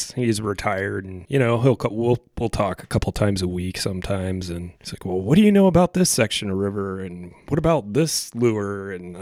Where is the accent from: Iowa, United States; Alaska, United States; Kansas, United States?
Alaska, United States; now in Pacific Northwest, United States; growing up in Alaska